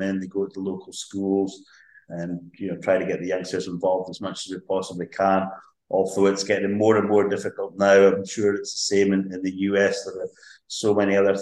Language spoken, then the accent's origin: English; Lossiemouth, Scotland, United Kingdom; I grew up, I was born in Lossiemouth, grew up in Lossiemouth, apart from a few years away at uni. I've lived in Lossiemouth all my days.